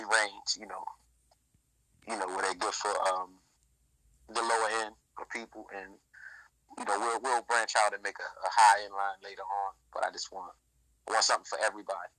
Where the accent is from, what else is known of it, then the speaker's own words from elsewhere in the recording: Baltimore, Maryland, United States; I'm from Baltimore, Maryland, you know, so we started out here in the Maryland area